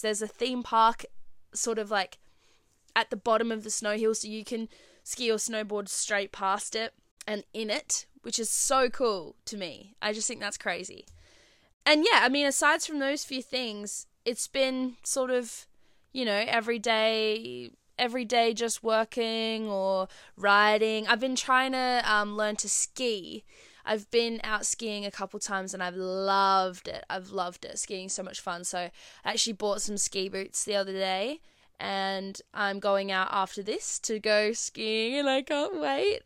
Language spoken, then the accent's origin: English; Perth, Western Australia, Australia; I'm from Perth